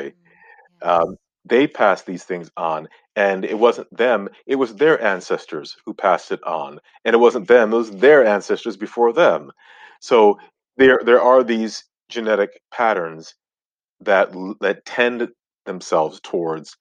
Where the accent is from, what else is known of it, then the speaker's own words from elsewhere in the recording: Ghana; I'm from Ghana, West Africa, and that's where I was born, my family, all of us.